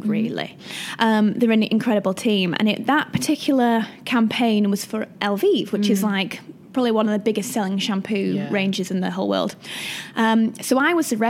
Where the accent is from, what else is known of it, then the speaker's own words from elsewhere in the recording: Wigan, North West England, United Kingdom; moved away as an adult; also born or lived in Manchester; now in London, United Kingdom; I'm from Manchester. Mm. Well, Wigan technically, but around that area. I spent 10 years in Manchester